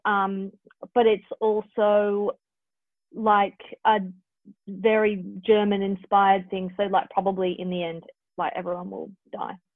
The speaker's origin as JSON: {"language": "English", "town": "Perth", "region": "Western Australia", "country": "Australia", "moved": "yes", "lives_now": "Sydney, Australia", "said": "the longer I'm away from Perth, the more I'm like, it's a wonderful place to live"}